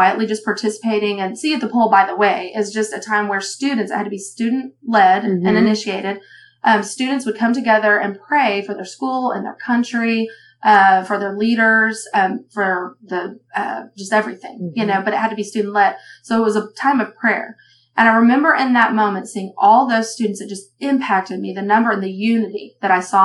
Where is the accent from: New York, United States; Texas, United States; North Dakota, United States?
Texas, United States; moved away as an adult; now in Oklahoma, United States; I'm from Texas, and I'm one of three girls